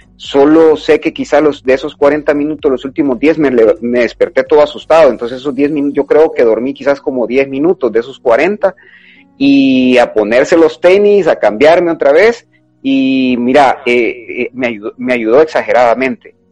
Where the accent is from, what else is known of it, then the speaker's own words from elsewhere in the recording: El Salvador; como salvadoreños